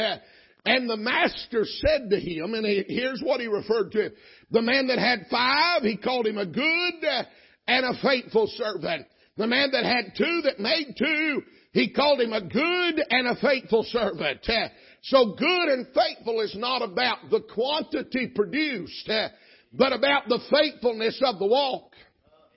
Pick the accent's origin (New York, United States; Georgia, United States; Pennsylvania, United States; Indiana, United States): Georgia, United States; I'm from Georgia